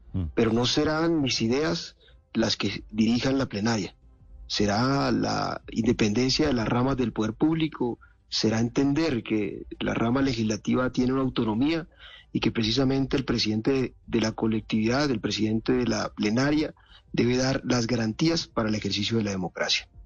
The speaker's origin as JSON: {"language": "Spanish", "town": "Montelíbano", "region": "Córdoba", "country": "Colombia", "tie": "born or raised there", "said": "Montelíbano, mi ciudad natal"}